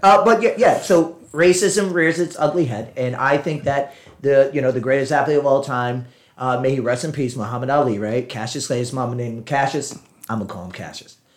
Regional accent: Puerto Rico; I'm Puerto Rican

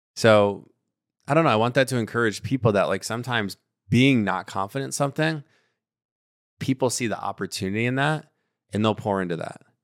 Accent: Miami, Florida, United States; I'm from Miami

